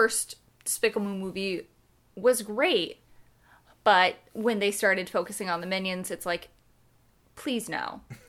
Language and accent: English; Ireland; Brave, I like, but then again, I'm Irish, so the score I absolutely adore.